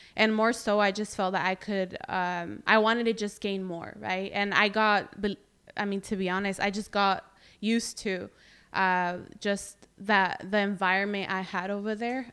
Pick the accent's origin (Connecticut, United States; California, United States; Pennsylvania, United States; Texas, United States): California, United States; Greenfield; i'm proud to be from here